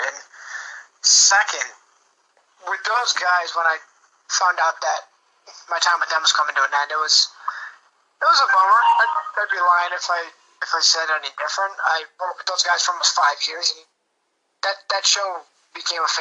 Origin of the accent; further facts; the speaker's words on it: about an hour away from Buffalo, New York, United States; I actually grew up uh, about an hour away from Buffalo.